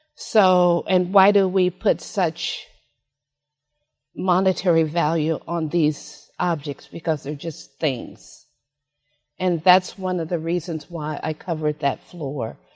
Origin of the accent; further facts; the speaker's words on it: San Francisco, California, United States; I was born in San Francisco